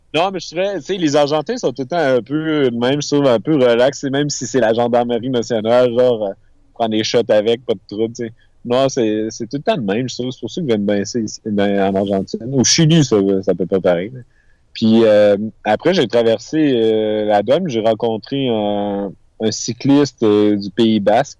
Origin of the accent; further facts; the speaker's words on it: Quebec, Canada; je suis du Québec